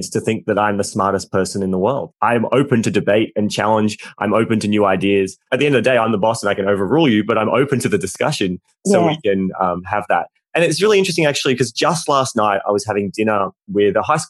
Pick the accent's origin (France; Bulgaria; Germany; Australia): Australia; we're both Australian